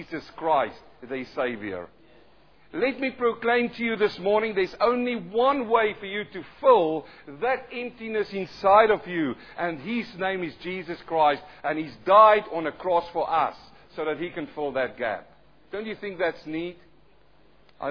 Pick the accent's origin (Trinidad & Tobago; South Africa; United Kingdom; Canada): South Africa; accent: thick South African; moved away as an adult; also born or lived in New Zealand; now in Australia; I'm a South African-born Kiwi who's now living in Australia. I've got my own accent, though some say it's really thick South African